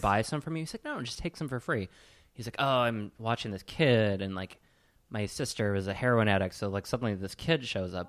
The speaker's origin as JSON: {"language": "English", "town": "Sheboygan", "region": "Wisconsin", "country": "United States", "said": "I am from Sheboygan"}